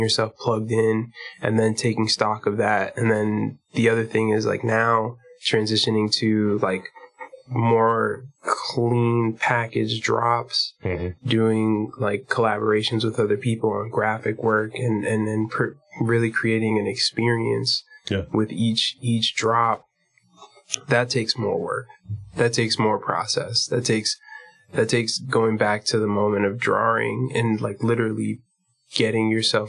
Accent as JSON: {"language": "English", "town": "Lynn", "region": "Massachusetts", "country": "United States", "also_born_or_lived": "Boston, Massachusetts", "moved": "yes", "lives_now": "New York, United States", "said": "I'm originally from Lynn, Massachusetts"}